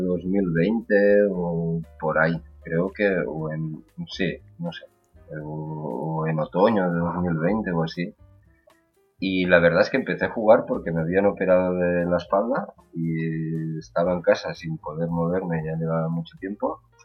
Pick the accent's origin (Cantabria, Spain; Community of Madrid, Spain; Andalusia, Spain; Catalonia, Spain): Catalonia, Spain; soy de Cataluña